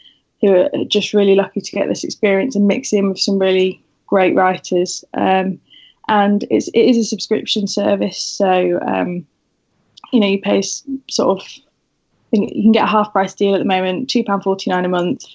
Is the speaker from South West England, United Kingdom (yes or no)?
yes; Wiltshire, South West England, United Kingdom; moved away as an adult; now in Sheffield, United Kingdom; I come from Wiltshire originally and sort of gradually moved up the country for uni